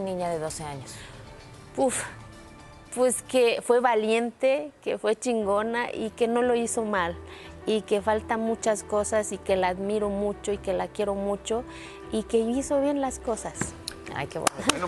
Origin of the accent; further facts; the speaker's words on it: Mexico; moved away; el día que salí de mi pueblo